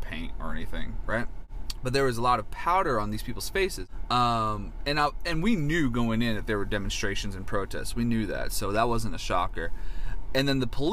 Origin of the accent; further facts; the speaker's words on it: United States; I'm from the United States